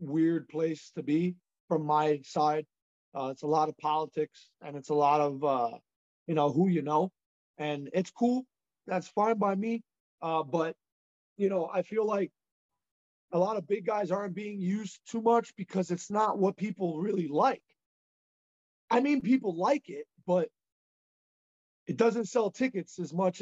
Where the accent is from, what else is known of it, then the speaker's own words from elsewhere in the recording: Union City, New Jersey, United States; I was raised in Union City, New Jersey, Hudson County, New Jersey.